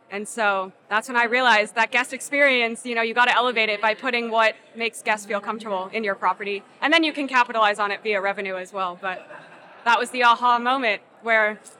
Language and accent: English; United States; we couldn't help but feel like a dumb American tourist.